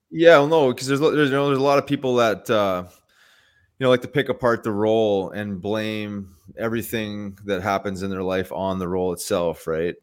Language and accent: English; Winnipeg, Manitoba, Canada; I grew up in Winnipeg